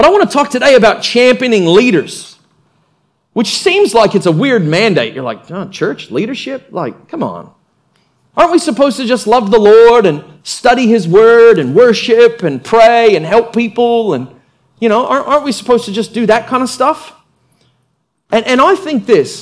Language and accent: English; United States; I was born in America